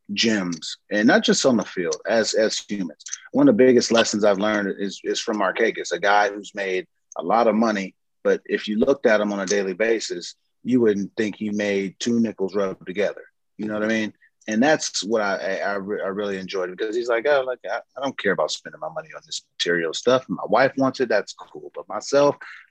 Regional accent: San Diego, California, United States; moved away as an adult; also born or lived in Baltimore; I'm obviously from San Diego

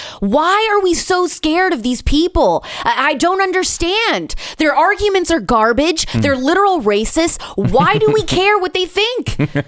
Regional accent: Indiana, United States; I didn't grow up in the South. I grew up in the Midwest. I'm an Indiana girl. I'm a Hoosier.

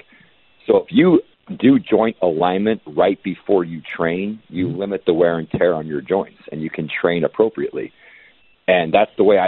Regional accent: Miami, Florida, United States; born or raised there

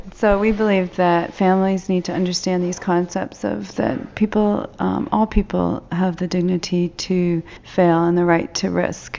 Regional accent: Toronto, Ontario, Canada; I'm from Toronto, Canada

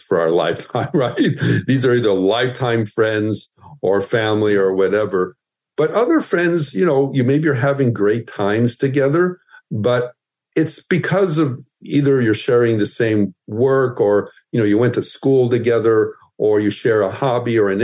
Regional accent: Midwest, United States; moved away; also born or lived in Southern California; I grew up in the Midwest

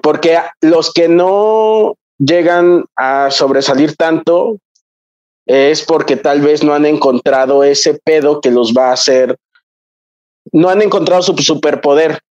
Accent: Mexico; soy un mestizo y, ya no soy ni siquiera mestizo, soy mexicano

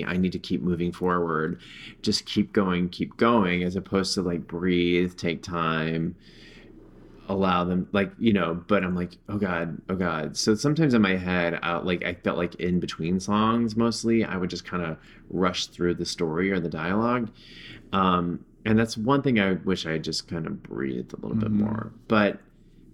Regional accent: Orange, Texas, United States; growing up in Orange, Texas, a conservative town

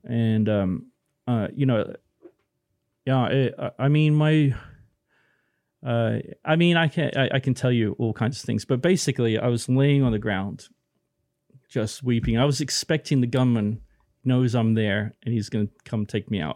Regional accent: Plymouth, South West England, United Kingdom; moved away; I was born in Plymouth

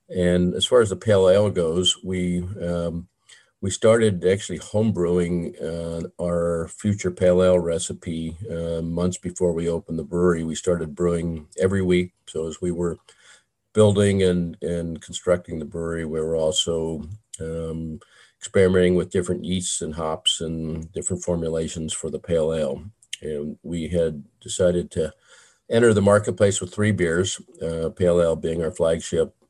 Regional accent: Southern California, United States; I grew up in Southern California

